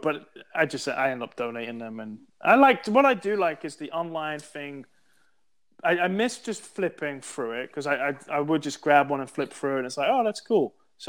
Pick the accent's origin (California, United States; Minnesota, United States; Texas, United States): Texas, United States; I tell people I'm from East Texas, they're always frozen, man.